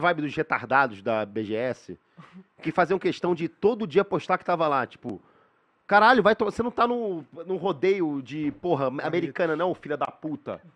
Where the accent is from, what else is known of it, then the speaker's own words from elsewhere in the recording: São Paulo, Brazil; eu sou de São Paulo